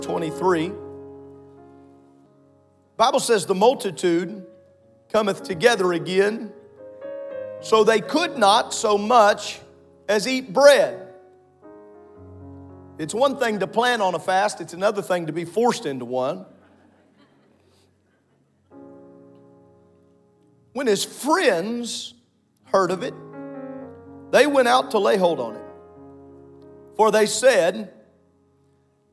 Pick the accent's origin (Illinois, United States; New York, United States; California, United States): Illinois, United States; Southern; My entire life growing up in Southern Illinois